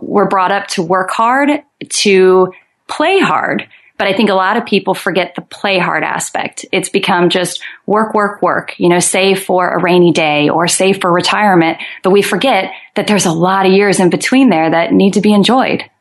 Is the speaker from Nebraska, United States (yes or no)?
yes; Omaha, Nebraska, United States; now in Santa Cruz, United States; I'm originally from Omaha, Nebraska